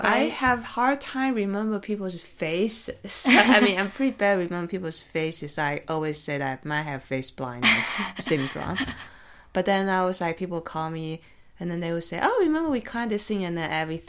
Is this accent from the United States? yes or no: no; Taiwan; even though I'm from Taiwan, I didn't really climb London that much.